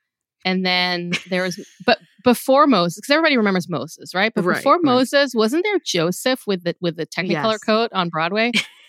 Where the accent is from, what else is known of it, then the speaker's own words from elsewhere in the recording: Israel; moved away; when I was growing up in Israel, I remember like Passover, you couldn't get, I mean, it's not that you couldn't get bread anywhere, but like restaurants wouldn't serve bread.